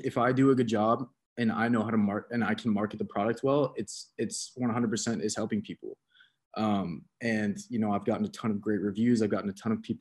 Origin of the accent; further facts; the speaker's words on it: Atlanta, Georgia, United States; I'm from Atlanta. Me and my buddy from Atlanta are actually building a marketing agency